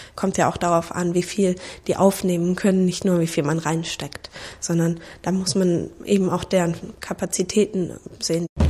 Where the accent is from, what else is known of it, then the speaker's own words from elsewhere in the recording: Reutlingen, Baden-Württemberg, Germany; Ich komme aus Reutlingen, also auch kleiner Ort in Schwaben